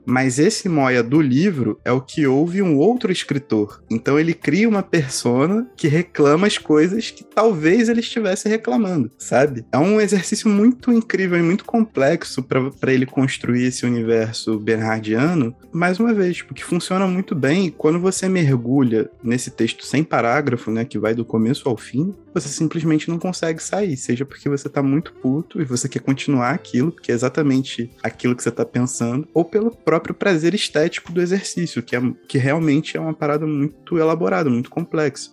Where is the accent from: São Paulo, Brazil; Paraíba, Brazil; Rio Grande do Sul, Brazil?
São Paulo, Brazil; Campinas; quando eu era pequeno, eu morava em Campinas